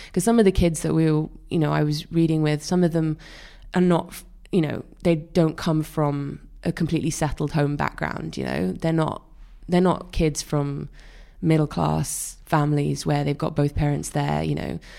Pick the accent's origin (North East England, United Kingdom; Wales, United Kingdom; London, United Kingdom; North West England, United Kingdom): Wales, United Kingdom; born or raised there